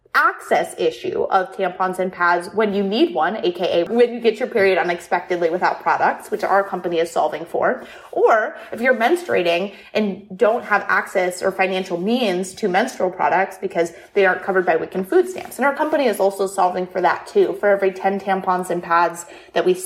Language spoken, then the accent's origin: English; Toledo, Ohio, United States; also born or lived in Columbus, Ohio; I'm from Toledo, Ohio, where our company is based in Columbus, Ohio